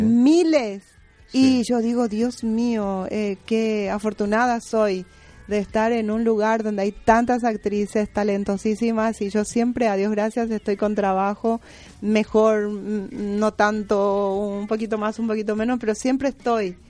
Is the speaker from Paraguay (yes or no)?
yes; General Artigas, Itapúa, Paraguay; also born or lived in Buenos Aires, Argentina; now in Argentina; El lugar donde yo nací está a 360 kilómetros y se llama General Artigas. Eh, pertenece al departamento de Itapúa